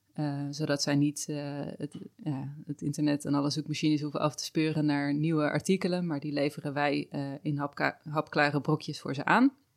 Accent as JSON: {"language": "Dutch", "country": "Netherlands", "said": "wij natuurlijk als Nederlanders"}